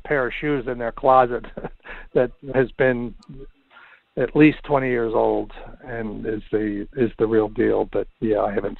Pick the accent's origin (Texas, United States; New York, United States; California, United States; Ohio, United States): New York, United States; as you know, being a New Yorker, how snow melt can happen very quickly in the city